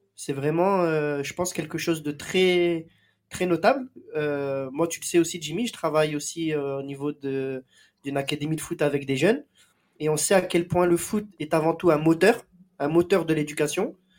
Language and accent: French; Marseille, Provence-Alpes-Côte d'Azur, France; ici chez nous à Marseille